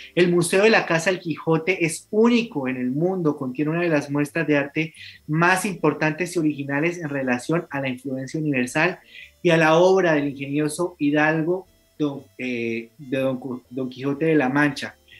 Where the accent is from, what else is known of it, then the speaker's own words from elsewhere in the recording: Santander, Colombia; este rincón fascinante de mi tierra